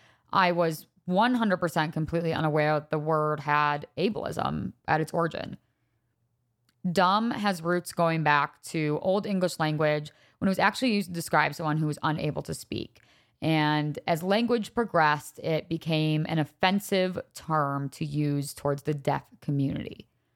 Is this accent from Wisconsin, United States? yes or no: yes; Wisconsin, United States; also born or lived in Laguna Niguel, California / Chicago; I was born in Laguna Niguel, California. My family moved from California to Chicago to Wisconsin all by time I was like four. So my first like real memories were probably living in Wisconsin.